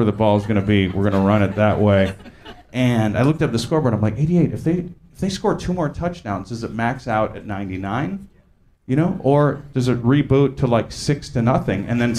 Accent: California, United States; So yeah, growing up in Orange County, mostly white, we played sports

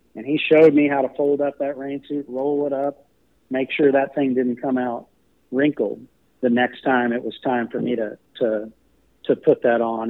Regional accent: College Station, Texas, United States; also born or lived in Knoxville, Tennessee; I grew up in College Station

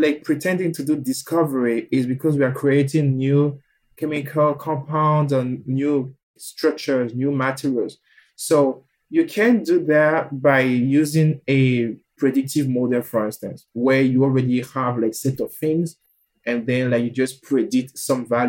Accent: Benin; moved away; also born or lived in Quebec; I say I'm from Benin

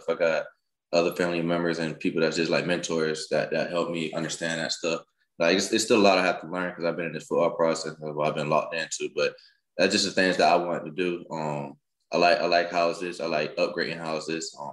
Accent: Jacksonville, Florida, United States; also born or lived in Montgomery, Alabama; All right, so I'm, I'm originally from Montgomery, Alabama. But the place I call my hometown is Jacksonville, Florida.

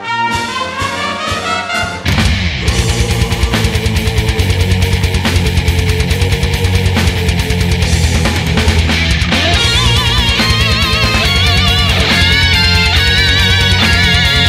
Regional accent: New York City, New York, United States; Staten Island on October 17th, and that's a big deal for me because that's my hometown

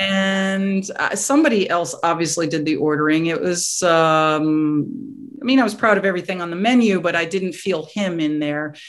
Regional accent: New York, United States; moved away as an adult; also born or lived in Staten Island / Westchester / Connecticut / Massachusetts; now in Florida, United States; I grew up um, around New York on the mm-hmm. outskirts mm-hmm. of New York

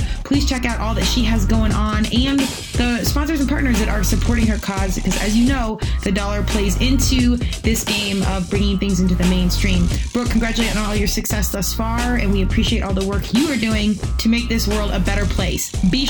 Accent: Colorado, United States; I'm born and raised Colorado, went out east to play lacrosse because there was really nothing competitive back in the day.

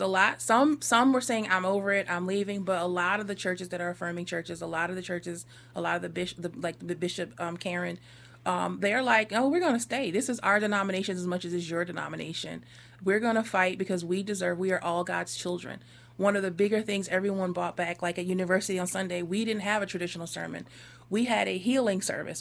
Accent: Northeast, United States; I came from the Northeast.

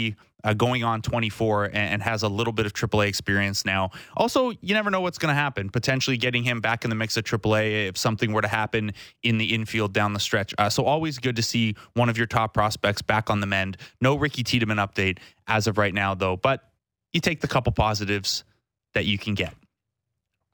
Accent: Toronto, Ontario, Canada; I'm from Toronto

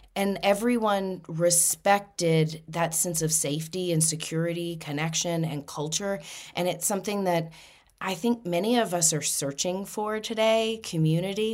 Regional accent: Louisiana, United States; moved away; I'm originally from Louisiana

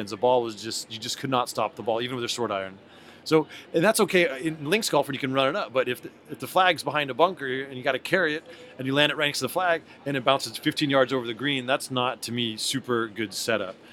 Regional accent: California, United States; I'm from California.

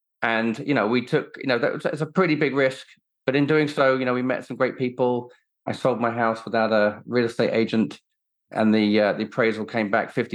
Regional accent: Sussex, South East England, United Kingdom; also born or lived in Kenya; I grew up in Sussex. My parents both worked for the airlines. So from a very young age, I spent a lot of time in Kenya growing up

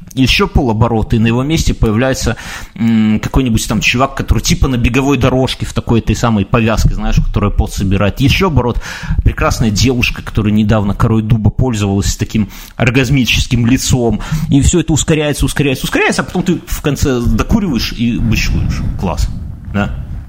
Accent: Belarus

